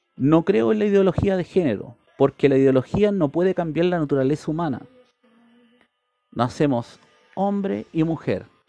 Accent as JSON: {"language": "Spanish", "country": "Chile"}